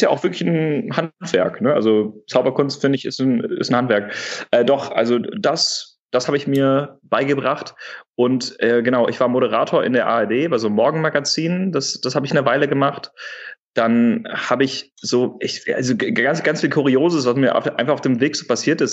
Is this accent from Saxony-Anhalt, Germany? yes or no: no; Wuppertal, North Rhine-Westphalia, Germany; also born or lived in Hamburg; now in Berlin, Germany; ich komme gebürtig aus Wuppertal aus der Ecke, habe ähm, da einen Großteil meiner Kindheit verbracht